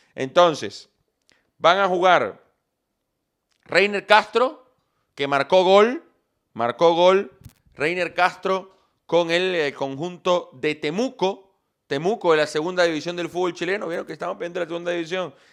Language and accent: Spanish; Venezuela; Así somos los venezolanos